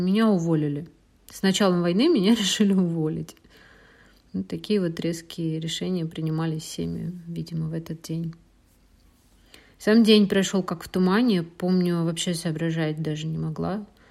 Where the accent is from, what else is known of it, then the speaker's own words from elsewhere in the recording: Russia; moved away as an adult; а я из России